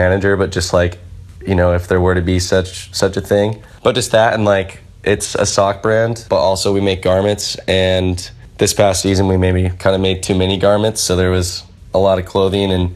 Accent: Corvallis, Oregon, United States; moved away; also born or lived in San Francisco / New York; my hometown Corvallis

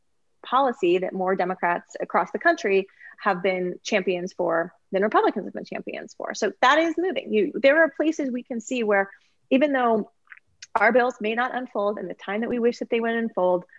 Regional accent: Cincinnati, Ohio, United States; now in Kentucky, United States; When I was growing up in Cincinnati, Ohio

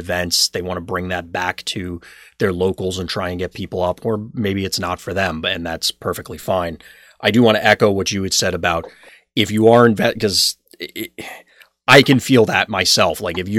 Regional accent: Freehold, New Jersey, United States; moved away as an adult; now in Philadelphia, United States; I've lived here now for... It's almost 7 years and it still feels like I don't know where anything or anything about it, because I grew up in New Jersey

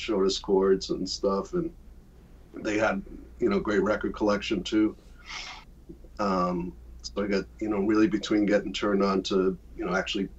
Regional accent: Worcester, Massachusetts, United States; I was studying with a great teacher in my hometown of Worcester

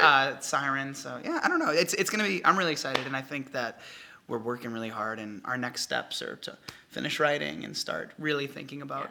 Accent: New Hampshire, United States; moved away as an adult; now in Los Angeles, United States; I'm from New Hampshire, and what took me out west to beautiful Los Angeles

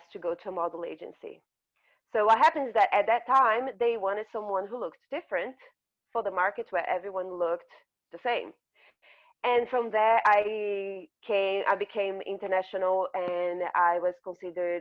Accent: Brazil; also born or lived in north of Brazil / south of Brazil; I grew up in Brazil, in a part of Brazil where I looked different. I was born in the north of Brazil and everyone looks like me

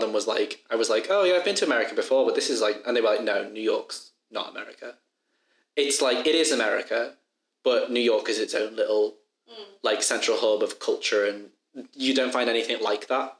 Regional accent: the Wirral, North West England, United Kingdom; I come from the Wirral, which isn't Liverpool. I live over the water from Liverpool.

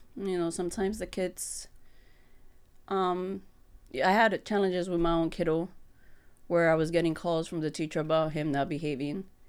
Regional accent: New York, United States; moved away as an adult; now in Holyoke, United States; I come from New York, so I was an educator over there in the private school.

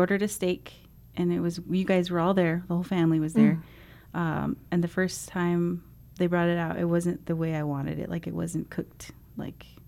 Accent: Navajo Nation, United States; moved away as an adult; also born or lived in St. Louis, Missouri

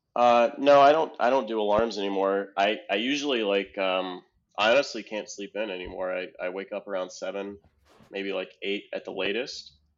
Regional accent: Ohio, United States; I'm from Ohio

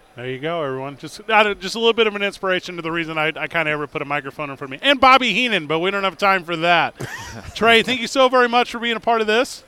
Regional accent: St. Louis, Missouri, United States; now in Albuquerque, United States; I'm from St. Louis

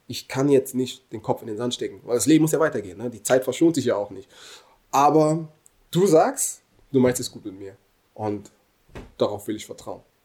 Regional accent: Germany; bin hier geboren, hier aufgewachsen und verdanke Deutschland unglaublich viel

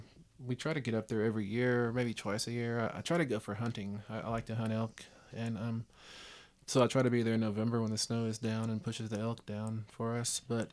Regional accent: West Texas, United States; I am Blackfeet. Tribal member. Blackfeet they're out of Montana. I grew up in West Texas.

